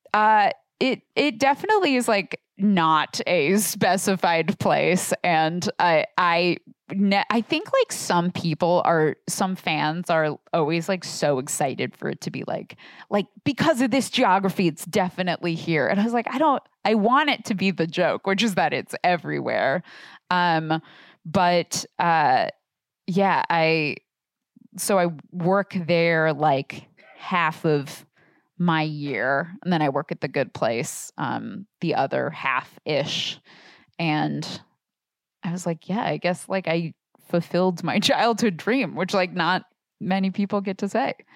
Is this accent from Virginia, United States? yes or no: no; Portland, Oregon, United States; I grew up in Portland, Oregon